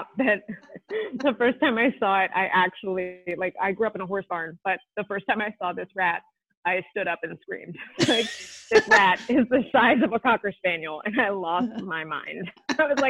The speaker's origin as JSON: {"language": "English", "region": "Vermont", "country": "United States", "tie": "born or raised there", "also_born_or_lived": "Maine / Carlisle, Pennsylvania", "moved": "as an adult", "lives_now": "Philadelphia, United States", "said": "I was born in Philly, and I lived in Philly until I was 7. And then when my dad passed, my mom moved us up to Vermont, where my mom's sister and brother-in-law were. So then I lived in Vermont for 16 years"}